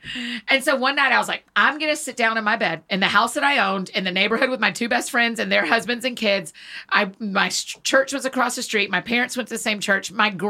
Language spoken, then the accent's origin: English; Marietta, Georgia, United States; moved away as an adult; now in Nashville, United States; So I grew up in Georgia. I grew up in Marietta.